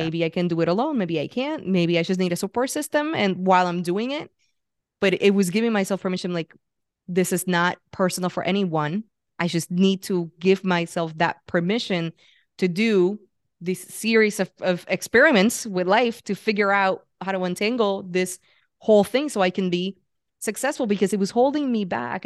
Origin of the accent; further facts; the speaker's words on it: Puerto Rico; moved away as an adult; also born or lived in San Francisco; I grew up in Puerto Rico, and at twenty-five, I was like, "I need to get out of here."